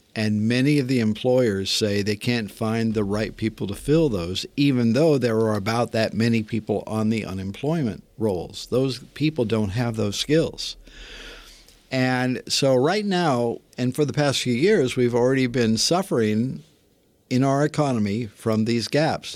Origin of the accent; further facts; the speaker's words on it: Northern California, United States; I grew up in Northern California in a, a modest town, modest neighborhood